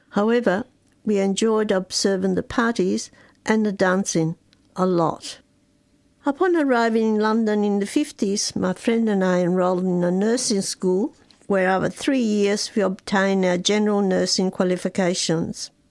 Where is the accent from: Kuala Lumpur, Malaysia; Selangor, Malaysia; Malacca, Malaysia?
Malacca, Malaysia; I'm the second of eight children, and while I was born and raised in Malaysia, a multi ethnic country, I never considered myself to be Malaysian, but because of my Chinese heritage, I always proudly identified myself as part of the Chinese diaspora.